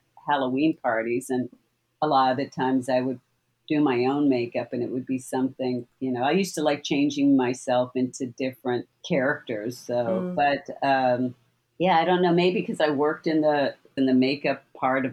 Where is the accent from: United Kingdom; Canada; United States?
Canada; I grew up in Canada.